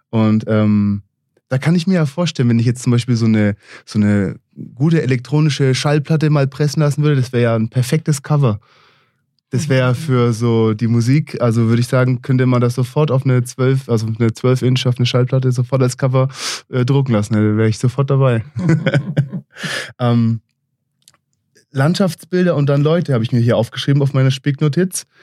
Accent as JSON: {"language": "German", "country": "Israel", "tie": "born or raised there", "also_born_or_lived": "United States", "moved": "as an adult", "said": "geboren und aufgewachsen in Israel, mit 20 Jahren in die USA gegangen, den Bachelor an der East Coast in New York gemacht, den Master in San Francisco"}